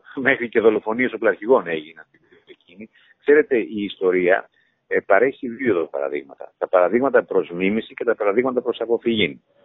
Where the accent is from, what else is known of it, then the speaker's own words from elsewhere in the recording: Chania, Crete, Greece; είμαι χανιώτης